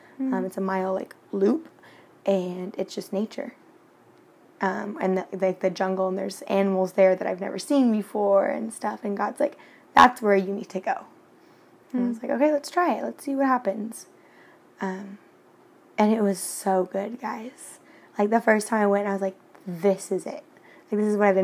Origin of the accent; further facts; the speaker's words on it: Washington, United States; now in Cancun, Mexico; I'm from Washington State